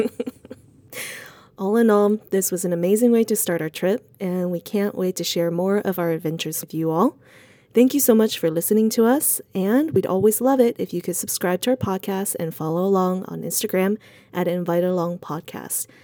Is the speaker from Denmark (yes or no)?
no; Sichuan, China; moved away; I am actually from Sichuan